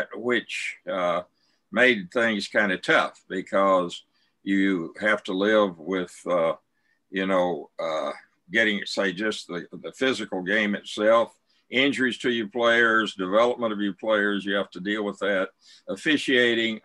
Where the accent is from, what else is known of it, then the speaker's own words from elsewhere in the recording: Snyder, Texas, United States; I was raised out in West Texas in a town called Snyder, Texas. It's between Abilene and Lubbock